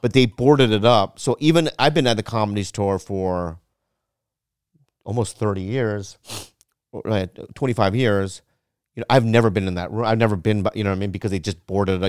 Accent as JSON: {"language": "English", "town": "Poway", "region": "California", "country": "United States", "tie": "born or raised there", "said": "I grew up in Poway"}